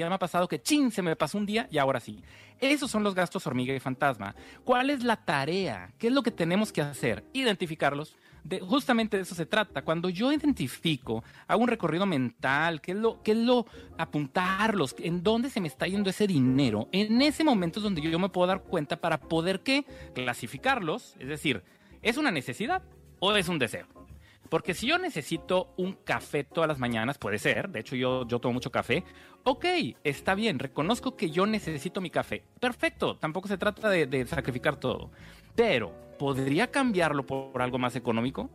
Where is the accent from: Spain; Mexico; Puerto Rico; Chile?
Mexico; estoy hablando como mexicanos